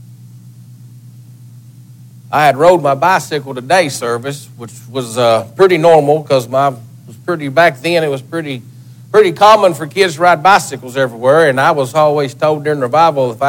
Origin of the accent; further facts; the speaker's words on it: Lafayette, Tennessee, United States; I'm born and raised in Lafayette, Tennessee